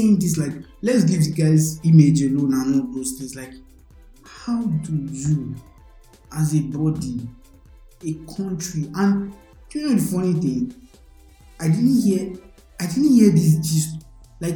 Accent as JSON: {"language": "English", "country": "Nigeria", "said": "me as a Nigerian"}